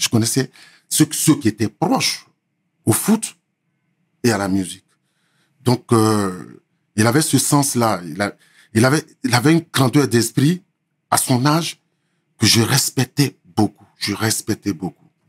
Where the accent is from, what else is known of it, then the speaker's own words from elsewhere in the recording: Côte d’Ivoire; moved away as an adult; also born or lived in Lakota, Côte d'Ivoire / Abidjan, Côte d'Ivoire; now in France; Je suis de la Côte d'Ivoire, 100%, 100 ivoirien